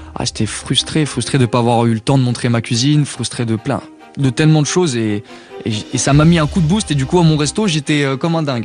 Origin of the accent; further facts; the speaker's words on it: Paris suburbs, Île-de-France, France; J'ai grandi en banlieue parisienne